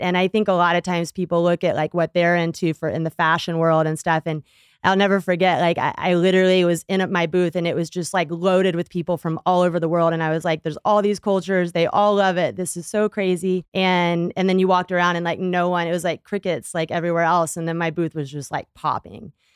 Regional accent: Texas, United States; I grew up in Texas

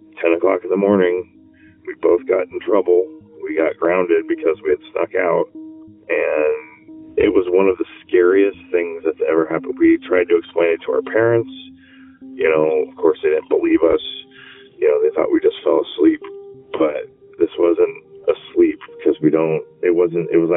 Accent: Lafayette, California, United States; I am from the Bay Area, actually Lafayette, California

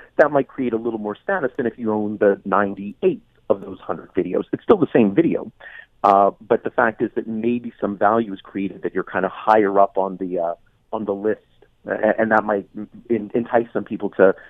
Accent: London, Ontario, Canada; I grew up in London, which is where OPG was based.

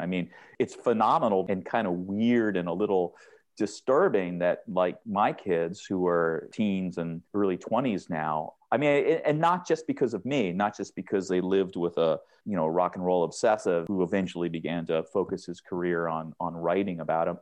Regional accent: Seattle, Washington, United States; I grew up in Seattle

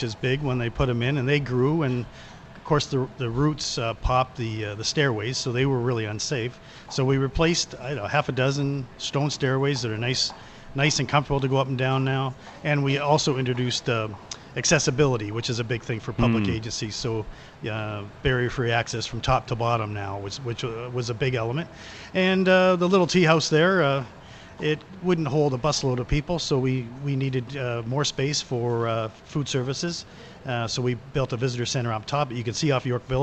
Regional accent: Hamilton, Ontario, Canada; I was born and raised in Hamilton, East End here

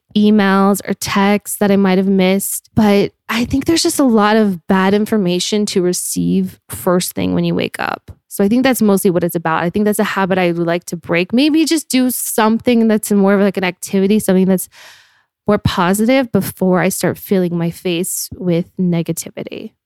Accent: Park City, Utah, United States; moved away as an adult; now in Los Angeles, United States; I grew up in Park City, Utah

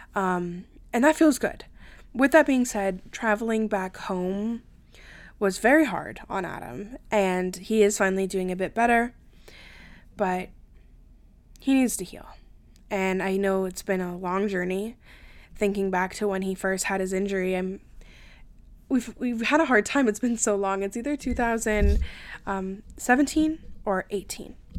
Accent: Canada; I'm Canadian

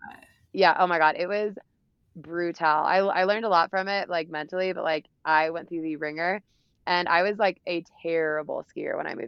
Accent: the South, United States; And especially like I'm from the South too, so I never grew up doing any of this stuff.

